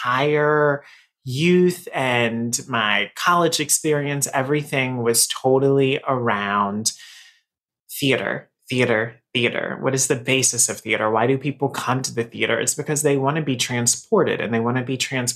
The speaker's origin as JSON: {"language": "English", "town": "Raleigh", "region": "North Carolina", "country": "United States", "moved": "as an adult", "lives_now": "New York, United States", "said": "So I am from Raleigh, North Carolina. So I'm a Southern boy, right? So I've lived here in New York for 13 years now."}